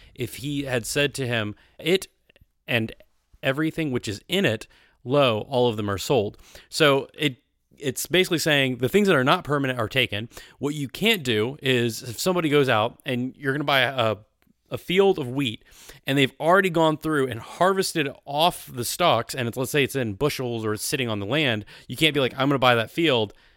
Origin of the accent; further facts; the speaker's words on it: the South, United States; I grew up in the South